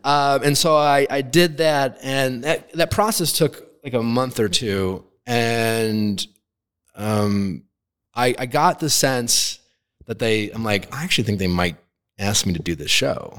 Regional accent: Milwaukee, Wisconsin, United States; I grew up in Milwaukee, Wisconsin

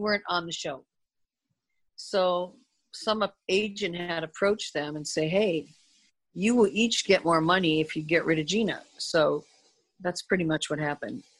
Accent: Midwest, United States; I'm that way from the Midwest.

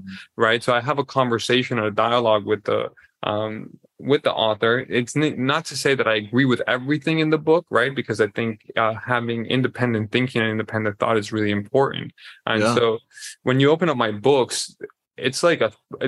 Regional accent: Colombia; I am born and raised in Colombia

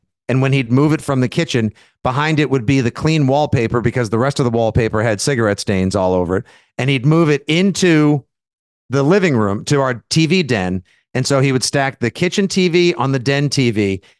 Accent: South Shore, Massachusetts, United States; growing up on the South Shore

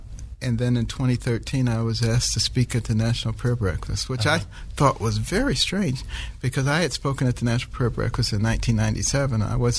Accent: Detroit, Michigan, United States; moved away as an adult; also born or lived in New Haven / Ann Arbor / Baltimore; growing up in Detroit, then going to Yale, in New Haven, then coming to Ann Arbor, all of these are, you know, bastions of liberalism, and then going to Baltimore.

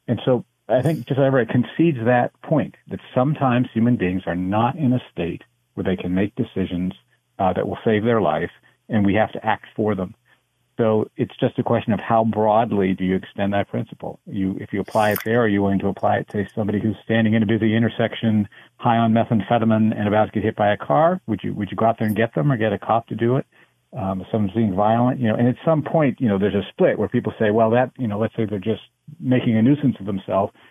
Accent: United States; I am American

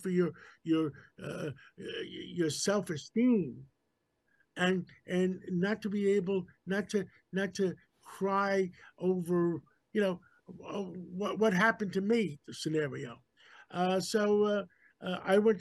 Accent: New York City, New York, United States; My father brought me to America. I was 6 months old after World War II. We grew up in Harlem.

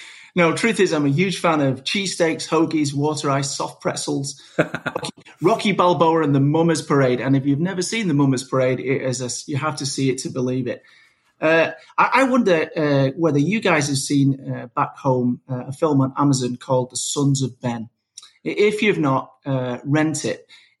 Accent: Manchester, North West England, United Kingdom; moved away as an adult; also born or lived in Manhattan, New York; now in Philadelphia, United States; I'm from Manchester originally

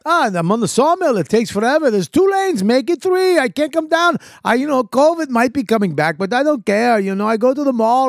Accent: Boston, Massachusetts, United States; accent: Boston; my Boston accent

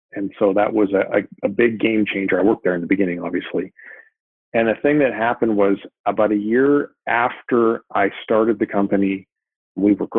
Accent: Vancouver, British Columbia, Canada; moved away as an adult; now in San Diego, United States; I moved from Vancouver, where I'm originally from, down to San Diego

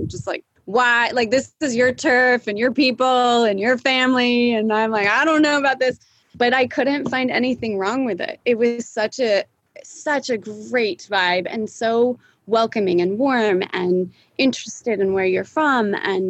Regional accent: Montana, United States; also born or lived in Bay Area, California; now in Austin, United States; I was born in California. I was born in the Bay Area. And then funny enough, we moved to Montana. My parents said we were going on vacation and they moved us to Montana.

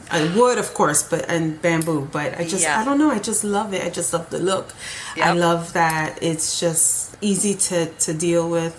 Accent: New York, United States; now in Florida, United States; I'm from New York.

